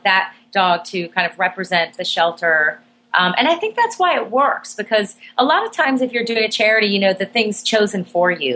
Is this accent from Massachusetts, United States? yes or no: no; Miami, Florida, United States; my hometown shelter in Miami, Florida